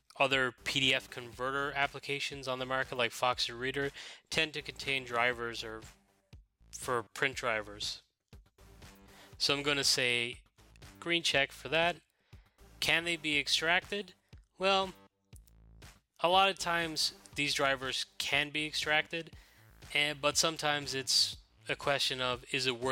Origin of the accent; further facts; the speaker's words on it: Ireland; moved away; my home country of Ireland